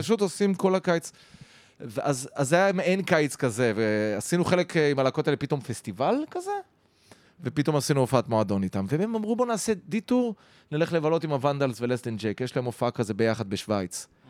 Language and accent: Hebrew; Haifa, Haifa District, Israel; היינו כחיפאים, ארבעתנו